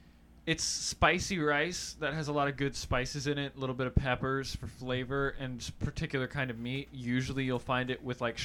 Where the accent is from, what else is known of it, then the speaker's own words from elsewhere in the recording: North Carolina, United States; I was raised on Southern food. Mm-hmm. I come from a family from North Carolina. I was born there.